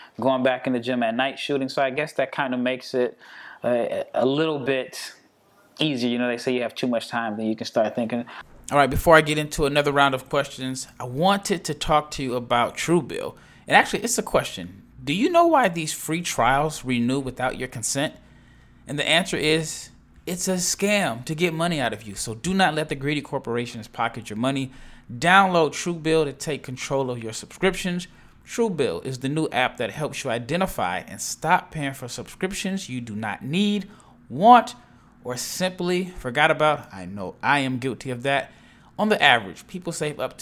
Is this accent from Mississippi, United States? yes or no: no; Nebraska, United States; now in Dallas, United States; I'm not from Dallas, so people at home don't think I'm repping Dallas. So I'm still from Nebraska